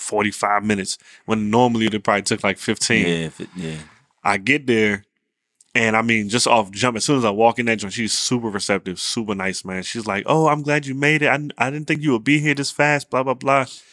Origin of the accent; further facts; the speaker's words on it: Virginia, United States; I lived in Virginia my whole life.